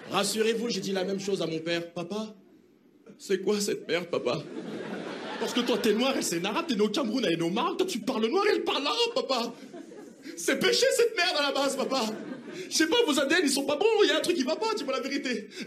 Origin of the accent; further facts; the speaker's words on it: Lyon, Auvergne-Rhône-Alpes, France; je viens de Lyon.